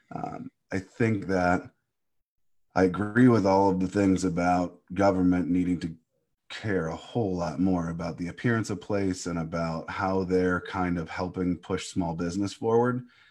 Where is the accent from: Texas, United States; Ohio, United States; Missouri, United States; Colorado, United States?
Ohio, United States; Cleveland; I think my hometown neighborhood needs a ton of work, uh, a ton of work. And, but I'm still proud of it.